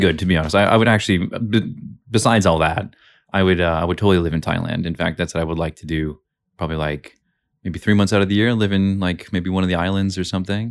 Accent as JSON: {"language": "English", "region": "West Coast", "country": "United States", "tie": "born or raised there", "also_born_or_lived": "Seattle", "moved": "yes", "lives_now": "Brisbane, Australia", "said": "I was raised on the West Coast"}